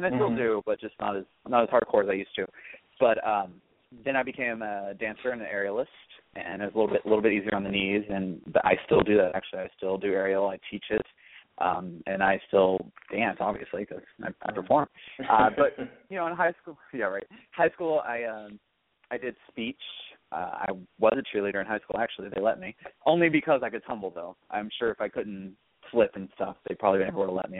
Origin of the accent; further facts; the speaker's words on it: Louisville, Kentucky, United States; I'm from Louisville, Kentucky, born and raised. I currently live there as well.